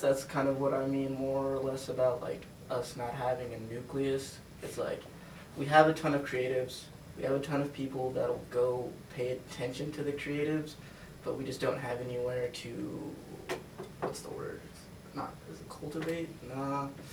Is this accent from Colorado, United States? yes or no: yes; Denver, Colorado, United States; I'm from Denver